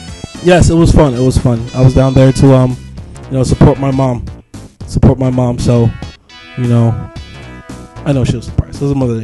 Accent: Brooklyn, New York, United States; also born or lived in Flushing, Queens / Bay Shore, Long Island / Canada; Nice to see another native New Yorker here, man. I'm originally from Sheepshead Bay, Brooklyn. Moved out to Flushing, Queens. Lived there for a couple years. Moved out to Bay Shore, Long Island.

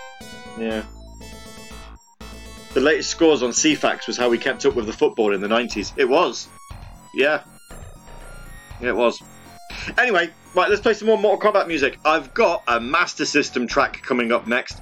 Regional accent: United Kingdom; we're British

